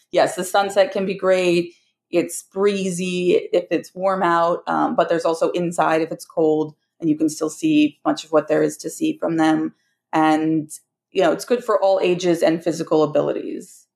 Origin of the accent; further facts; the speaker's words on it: New York City, New York, United States; as a New Yorker who is constantly surrounded by people